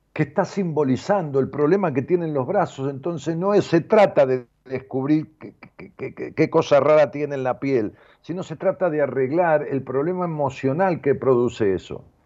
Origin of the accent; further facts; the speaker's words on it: Ramos Mejía, Buenos Aires Province, Argentina; en ese lugar donde yo nací, en la calle Las Heras 762 de Ramos Mejía, yo vivimos con mis padres hasta mi padre, mi hermana, hasta los 11 años míos